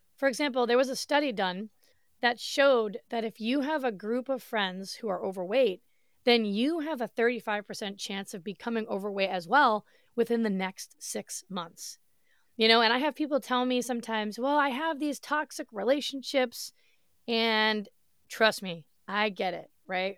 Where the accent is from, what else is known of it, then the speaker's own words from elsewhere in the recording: Massachusetts, United States; moved away as an adult; now in Florida, United States; I grew up in Massachusetts. I lived there for thirty-five years of my life